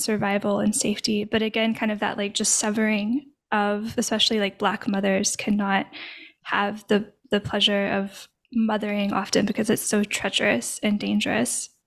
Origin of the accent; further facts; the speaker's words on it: Arkansas, United States; now in Louisiana, United States; I'm from Arkansas originally, I now live in Louisiana